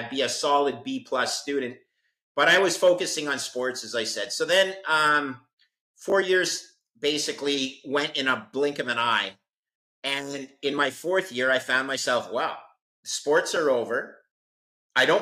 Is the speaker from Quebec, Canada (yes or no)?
yes; Montreal, Quebec, Canada; I'm a Canadian. I went to engineering school in Montreal. My hometown, Montreal, Canada